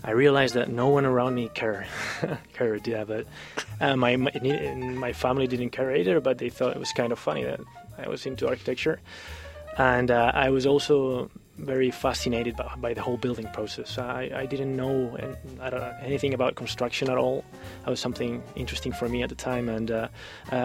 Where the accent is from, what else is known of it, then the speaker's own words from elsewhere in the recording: Madrid, Community of Madrid, Spain; now in Bay Area, United States; I was born in Spain. I lived in Madrid.